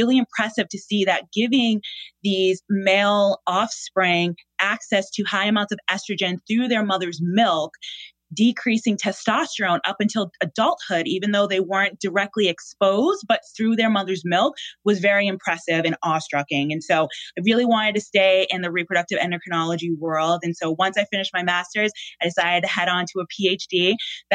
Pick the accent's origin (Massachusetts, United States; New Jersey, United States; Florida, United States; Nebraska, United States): Massachusetts, United States; Boston; born and raised in Boston